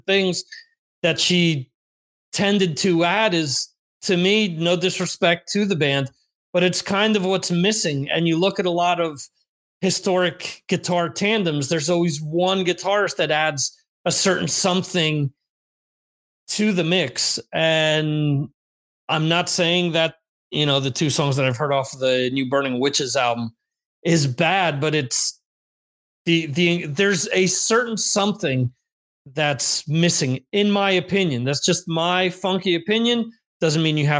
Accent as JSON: {"language": "English", "region": "New Jersey", "country": "United States", "tie": "born or raised there", "moved": "yes", "lives_now": "Cantabria, Spain", "said": "I was born and grew up in New Jersey"}